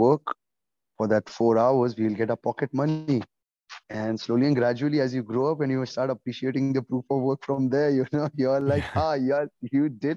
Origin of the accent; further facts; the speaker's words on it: Oman; moved away; also born or lived in India; I have been born and raised in Oman, Sultanate of Oman.